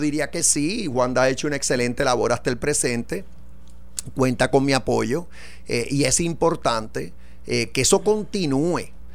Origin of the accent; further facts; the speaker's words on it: Puerto Rico; todos somos puertorriqueños